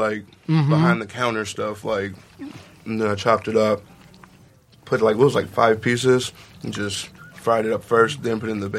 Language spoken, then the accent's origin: English; Woodbridge, Virginia, United States; I'm from Northern Virginia, like Woodbridge near Arlington, near D.C. or whatever.